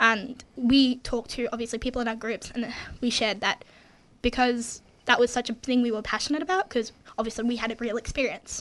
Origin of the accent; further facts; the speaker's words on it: Ballarat, Victoria, Australia; I'm also from Ballarat